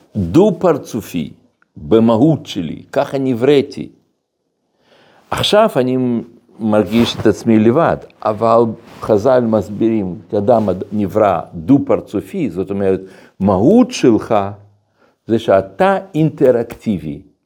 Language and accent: Hebrew; Russia; now in Israel; כל ילדות שלי גדלתי ברוסיה